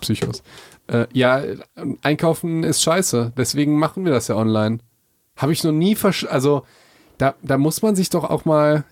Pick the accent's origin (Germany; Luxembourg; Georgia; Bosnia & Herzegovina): Germany; Hagen, North Rhine-Westphalia; bei uns in Hagen